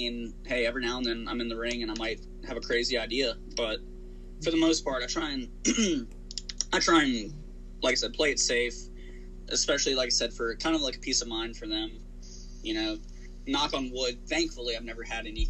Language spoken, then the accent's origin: English; Chesterfield, Virginia, United States; also born or lived in Richmond, Virginia; my hometown, here in Virginia, which I technically live in Richmond, but the high school I went to is about 10 minutes outside of the city in Chesterfield